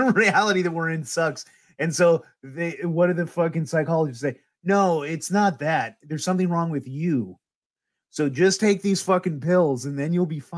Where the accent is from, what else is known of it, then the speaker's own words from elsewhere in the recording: Humboldt County, California, United States; I'm from Humboldt County